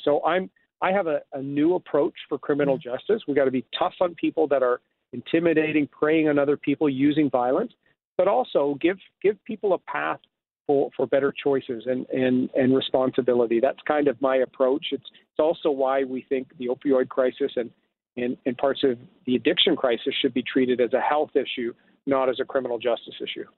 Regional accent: Bowmanville, Ontario, Canada; moved away as an adult; also born or lived in Toronto; I grew up in Bowmanville

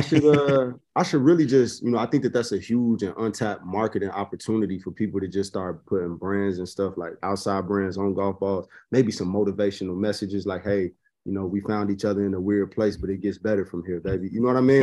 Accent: Chicago, Illinois, United States; I'm, I'm born and raised in Chicago

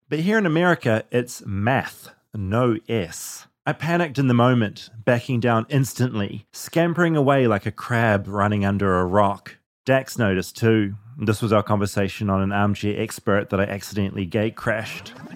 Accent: New Zealand; in New Zealand, we say math

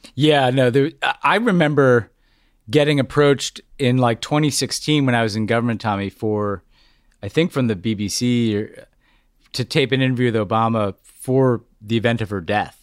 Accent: United States; as an American

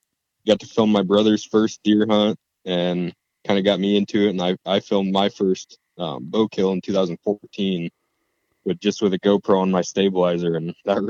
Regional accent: Northeast Nebraska, United States; I'm from Northeast Nebraska.

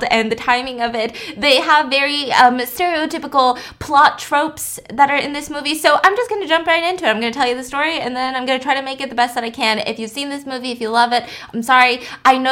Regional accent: United States; I'm an American citizen

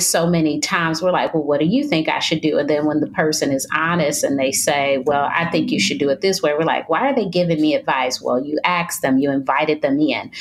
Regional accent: Detroit, Michigan, United States; moved away as an adult; now in North Carolina, United States; I'm from Detroit, Michigan, which is very cold, and I've moved to North Carolina, which is much warmer

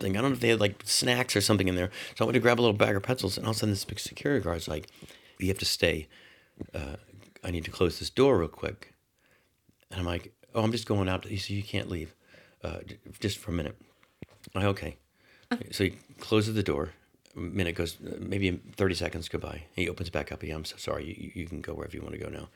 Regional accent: Orlando, Florida, United States; I grew up in Orlando

